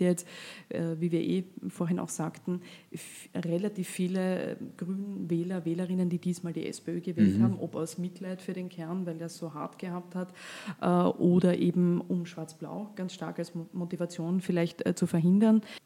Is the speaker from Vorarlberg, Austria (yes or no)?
yes; Vorarlberg, Austria; als Vorarlbergerin